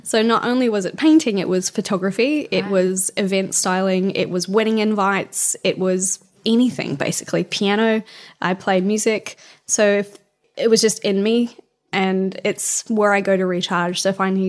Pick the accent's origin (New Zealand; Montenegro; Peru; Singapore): New Zealand; moved away as an adult; also born or lived in Sydney; in my hometown in New Zealand, it's very small